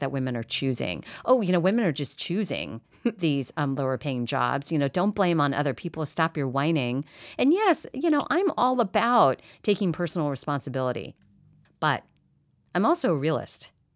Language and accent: English; Midwest, United States; I grew up in the Midwest